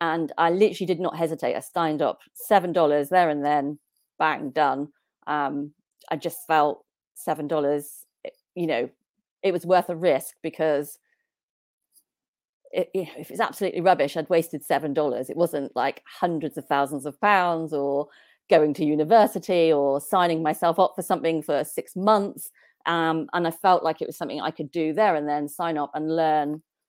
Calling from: South West England, United Kingdom; So I am in the UK in a place called Cornwall, which is right down the bottom of the UK. Very nice area.

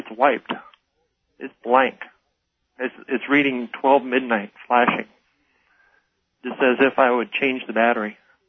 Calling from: Tucson, Arizona, United States; I'm going to use an alias of Bill. I'm calling from Tucson, Arizona.

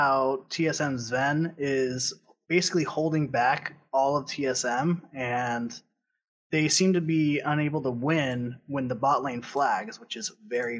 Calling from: Santa Clarita, California, United States; Santa Clarita, California.

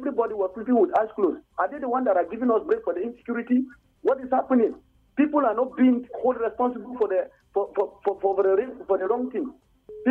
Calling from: Kuru, Plateau, Nigeria; I'm calling you from Kuru.

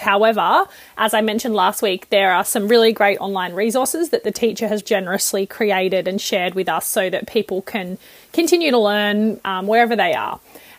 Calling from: New South Wales, Australia; I'm calling in from Goombangi land.

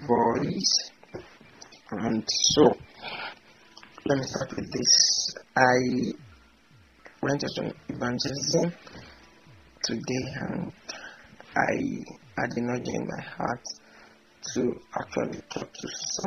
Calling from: Ibadan, Oyo, Nigeria; I'm recording from Nigeria. I'm in Ibadan, to be precise

